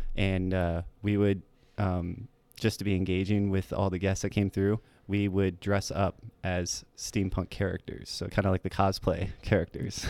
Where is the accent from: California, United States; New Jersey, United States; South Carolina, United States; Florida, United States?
Florida, United States; Port Charlotte; also born or lived in Tampa, Florida; from a little town called Port Charlotte, Florida